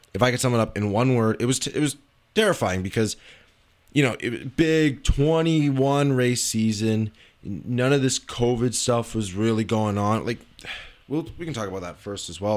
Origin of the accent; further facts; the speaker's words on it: Canada; as a Canadian